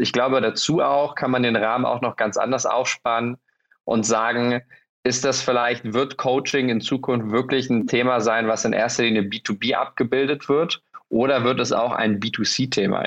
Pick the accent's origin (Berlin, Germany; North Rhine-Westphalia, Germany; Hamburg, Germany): Berlin, Germany; ich als Berliner